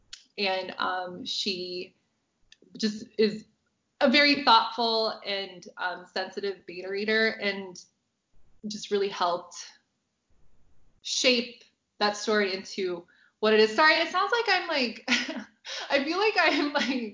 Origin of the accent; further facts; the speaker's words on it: United States; I obviously am not from England, I'm American